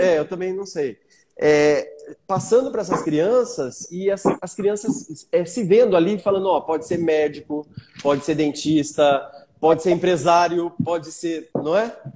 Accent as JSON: {"language": "Portuguese", "town": "Bauru", "region": "São Paulo", "country": "Brazil", "tie": "born or raised there", "moved": "yes", "lives_now": "Granja Viana, Brazil", "said": "Eu sou nascido e criado em Bauru, mas eu moro na Granja Viana"}